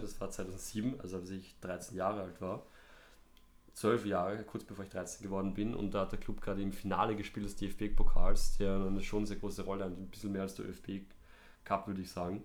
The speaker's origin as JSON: {"language": "German", "region": "Vienna", "country": "Austria", "tie": "born or raised there", "said": "Ich bin in Hütteldorf aufgewachsen, gar nicht so weit weg vom Hanapi-Stadion"}